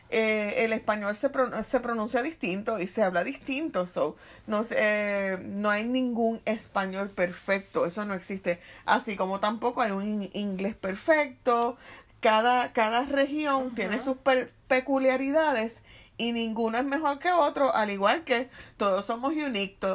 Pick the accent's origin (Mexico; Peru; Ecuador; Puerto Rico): Puerto Rico; Guaynabo; first language Spanish; also born or lived in Bayamón; yo nací en Bayamón, pero ah, soy de pues, Guaynabo.